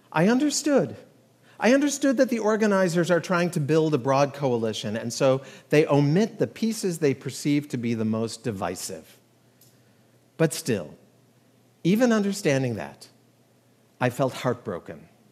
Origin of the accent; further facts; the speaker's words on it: United States; We as American Jews